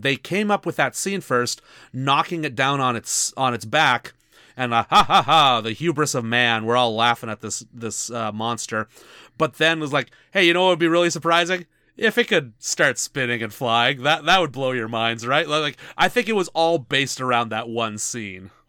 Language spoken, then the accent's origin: English; Canada; we're Canadian